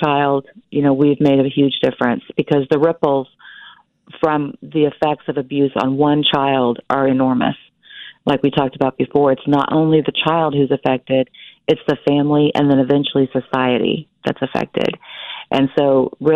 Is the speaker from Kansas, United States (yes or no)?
yes; Wichita, Kansas, United States; I'm from Wichita, Kansas